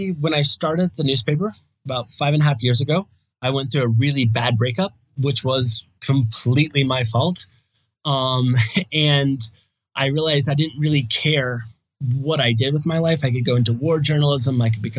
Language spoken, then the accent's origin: English; Indiana, United States; moved away as an adult; also born or lived in Thailand; I'm from Indiana in the United States.